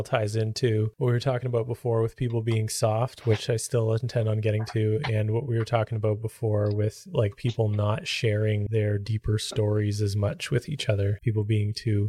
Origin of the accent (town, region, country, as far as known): Canada